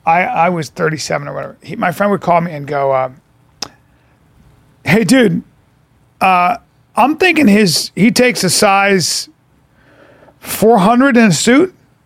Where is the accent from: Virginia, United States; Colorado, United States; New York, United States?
Colorado, United States; Aurora; We're just from Aurora.